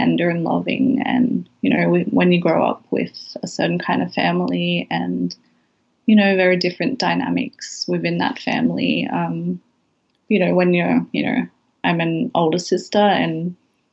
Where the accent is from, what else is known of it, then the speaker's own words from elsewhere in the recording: Sydney, New South Wales, Australia; moved away as an adult; now in Brisbane, Australia; So I moved away from Western Sydney to Brisbane. I was 21. You know, it was a huge shift in terms of where I had grown up